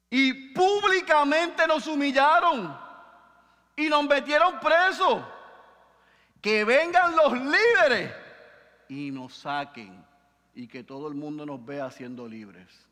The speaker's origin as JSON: {"language": "Spanish", "country": "Puerto Rico", "said": "decimos aquí en Puerto Rico"}